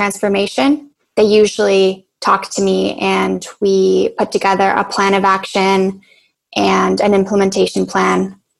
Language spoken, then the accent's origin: English; Poland; born there; also born or lived in Canada; I'm Polish-Canadian. I was born in Poland, and then I did my education in Canada.